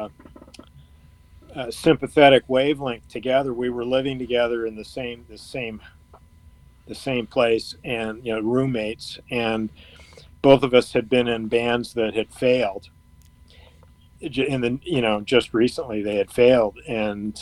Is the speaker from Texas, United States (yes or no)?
no; Ann Arbor, Michigan, United States; growing up in Ann Arbor